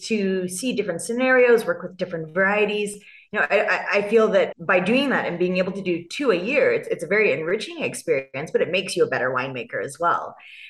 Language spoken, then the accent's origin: English; California, United States; accent: California; moved away as an adult; now in South Africa; I have this California accent. So I grew up in California.